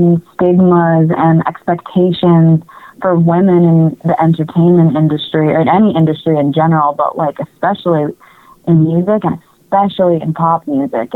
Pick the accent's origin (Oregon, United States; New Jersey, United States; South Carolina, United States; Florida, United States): New Jersey, United States; I'm from Jersey